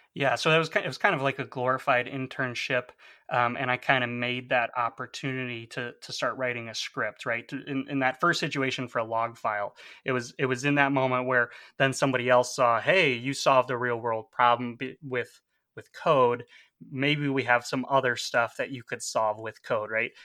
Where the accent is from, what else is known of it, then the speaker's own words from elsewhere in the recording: outside of Chicago, Illinois, United States; also born or lived in Aurora; I grew up outside of Chicago, you know, traveled around different suburbs